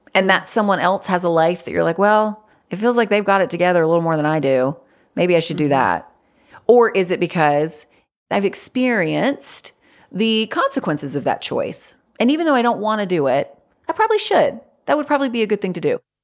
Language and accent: English; North Carolina, United States; I live in North Carolina. I've lived here my whole life.